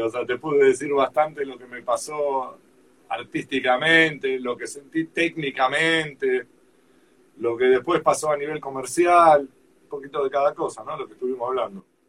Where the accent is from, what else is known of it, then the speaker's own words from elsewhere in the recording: Argentina; Como somos los argentinos